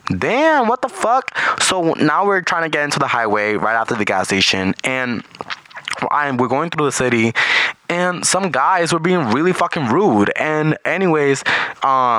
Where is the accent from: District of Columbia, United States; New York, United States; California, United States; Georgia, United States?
New York, United States; English is a second language; also born or lived in Caribbean (Puerto Rico or Dominican Republic); I was raised in New York, so I'm definitely built for New York